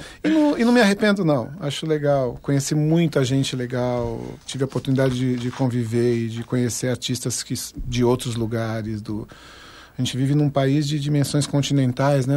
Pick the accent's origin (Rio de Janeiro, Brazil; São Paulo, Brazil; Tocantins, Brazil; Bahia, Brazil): São Paulo, Brazil; Carapicuíba; also born or lived in Vila Curuçá, São Paulo; lá na região onde eu fui, passei infância e adolescência, né? Que é Zona Oeste, Carapicuíba, Barueri, Osasco